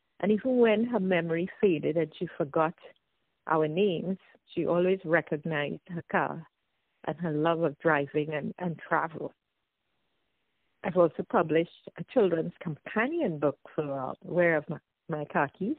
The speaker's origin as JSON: {"language": "English", "country": "Trinidad & Tobago", "also_born_or_lived": "United States / Ireland / Toronto, Canada", "moved": "yes", "lives_now": "Canada", "said": "I'm from Trinidad and Tobago."}